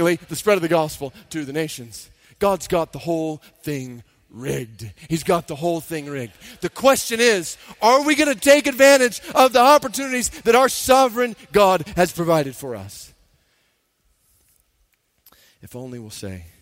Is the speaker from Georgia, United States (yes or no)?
yes; Stone Mountain, Georgia, United States; I grew up in Stone Mountain, Georgia